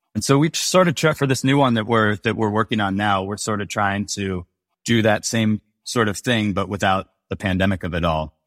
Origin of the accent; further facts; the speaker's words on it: Bay Area, California, United States; I'm from the Bay Area